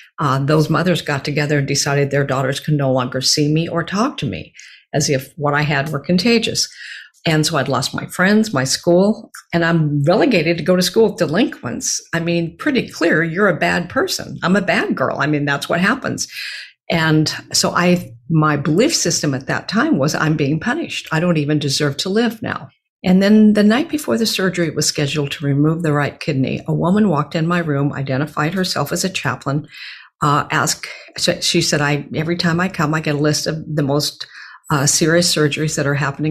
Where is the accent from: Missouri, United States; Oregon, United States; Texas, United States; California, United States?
Oregon, United States; Beaverton; I grew up in Beaverton, Oregon, a suburb of Portland